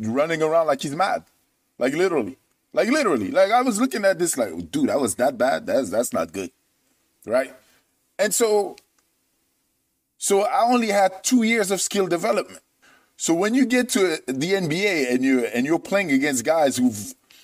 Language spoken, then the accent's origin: English; France; moved away as an adult; also born or lived in Michigan / San Jose; culturally, I'm French.